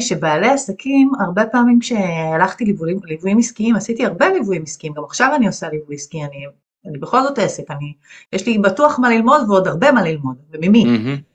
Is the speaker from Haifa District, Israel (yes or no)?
no; Ganei Tikva, Central District, Israel; גדלתי בגני תקווה